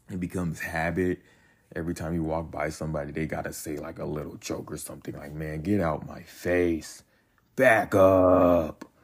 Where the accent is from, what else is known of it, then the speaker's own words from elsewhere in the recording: North Carolina, United States; born there; I'm 21 I was born in North Carolina. Military kid, by the way, so been moving around a lot.